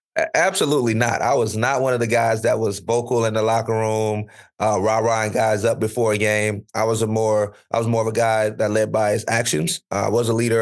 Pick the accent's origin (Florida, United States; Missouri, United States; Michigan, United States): Florida, United States; where I grew up in Florida